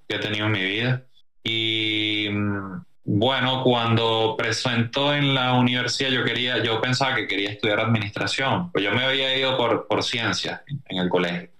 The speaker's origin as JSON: {"language": "Spanish", "country": "Venezuela", "moved": "as an adult", "said": "ahí nos venimos por tierra desde Venezuela hasta acá"}